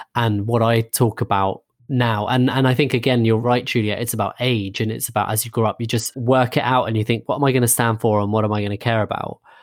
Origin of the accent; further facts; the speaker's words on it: a suburb of London, United Kingdom; we grew up in a suburb of London